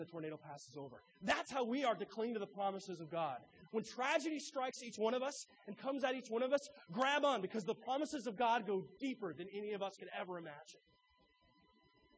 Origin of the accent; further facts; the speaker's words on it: Arthur, Illinois, United States; I grew up in Arthur, Illinois, the heart of Illinois Amish country